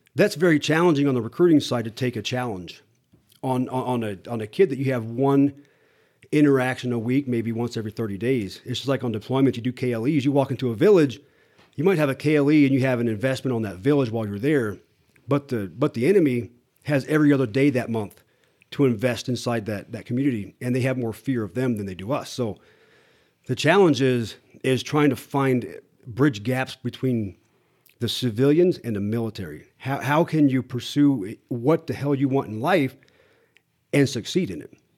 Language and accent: English; Iowa, United States; moved away; also born or lived in Topeka, Kansas; I grew up in a, in a small t, a small town in Iowa